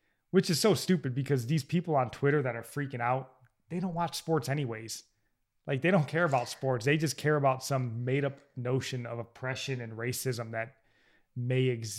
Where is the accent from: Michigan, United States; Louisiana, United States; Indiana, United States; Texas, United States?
Michigan, United States; I'm from Michigan